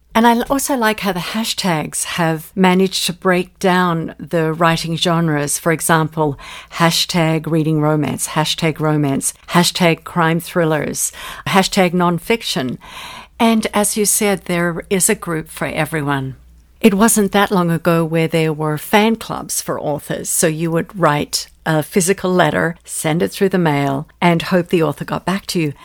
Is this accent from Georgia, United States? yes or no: no; Ojai, California, United States; my hometown of Ojai